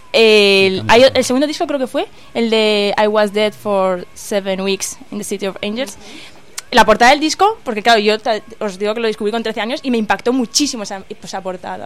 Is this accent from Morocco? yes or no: yes; Morocco; moved away; yo soy de Marruecos